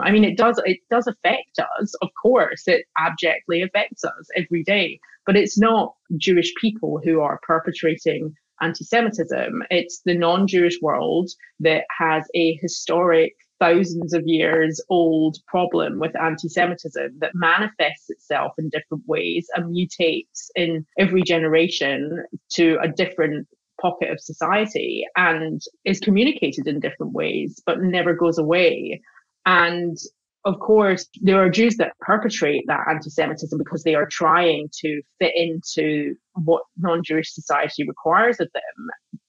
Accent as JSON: {"language": "English", "town": "Glasgow", "region": "Scotland", "country": "United Kingdom", "tie": "born or raised there", "moved": "as an adult", "said": "I grew up in Glasgow"}